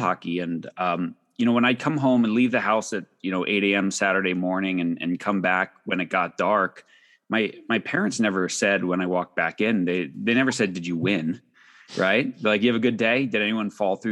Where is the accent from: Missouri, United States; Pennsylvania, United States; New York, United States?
New York, United States; Long Island; I grew up on Long Island in the 80s